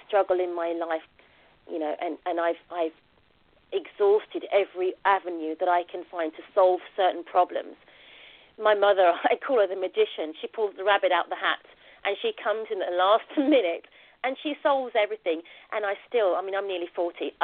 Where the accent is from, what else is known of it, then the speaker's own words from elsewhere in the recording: London, United Kingdom; also born or lived in Jamaica; I was born in Plaistow, East London, and I went to an all-girl Catholic secondary school